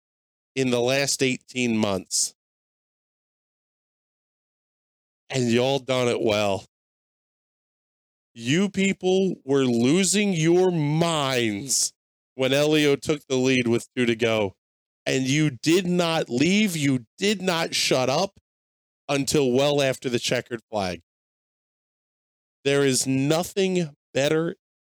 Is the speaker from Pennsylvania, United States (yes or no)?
yes; Langhorne, Pennsylvania, United States; my hometown today, the home of Langhorne Speedway